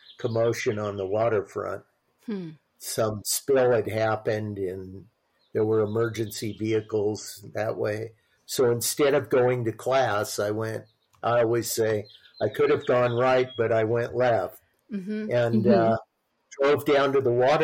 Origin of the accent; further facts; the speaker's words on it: Long Beach, California, United States; also born or lived in Santa Barbara; I grew up in Long Beach